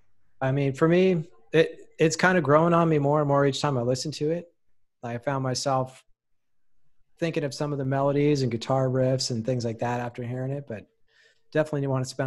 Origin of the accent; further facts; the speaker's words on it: United States; because obviously I'm American, which means I don't speak other languages for shit.